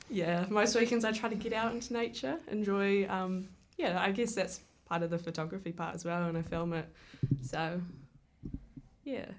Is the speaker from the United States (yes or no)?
no; Wellington, New Zealand; I grew up in Murrumurrah, so I was sorta surrounded by the creation of films. Like, Peter Jackson lived over the hill